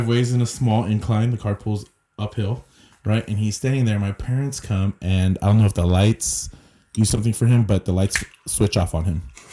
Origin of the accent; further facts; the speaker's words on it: Morgan Hill, California, United States; my hometown, Morgan Hill